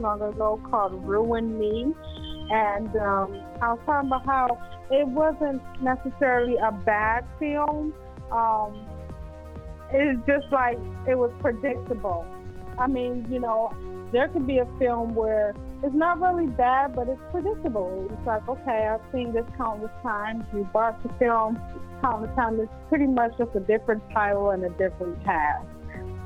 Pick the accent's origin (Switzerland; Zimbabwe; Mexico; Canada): Zimbabwe; moved away as an adult; also born or lived in Australia; I grew up in Zimbabwe in Africa